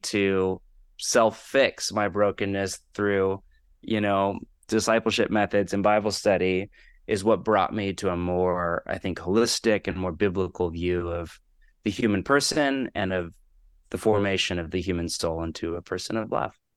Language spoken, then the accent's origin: English; California, United States; moved away as an adult; also born or lived in Portland, Oregon; now in Los Angeles, United States; I am born and raised on the West Coast, grew up in California, but spent the last twenty or so years in Portland, Oregon